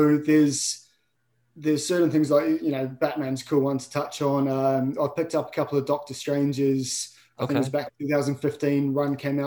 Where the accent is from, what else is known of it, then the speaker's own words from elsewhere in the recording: New Zealand; I love my home, love the place I grew up